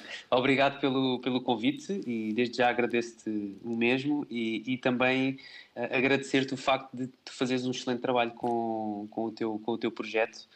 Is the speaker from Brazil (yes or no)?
no; Salvaterra de Magos, Santarém District, Portugal; sou natural, sou natural de, de Terra de Magos